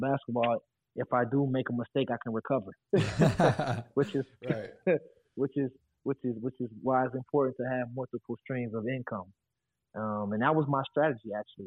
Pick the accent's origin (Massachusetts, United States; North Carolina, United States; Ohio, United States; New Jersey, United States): Ohio, United States; moved away as an adult; also born or lived in Florida; my home state of Ohio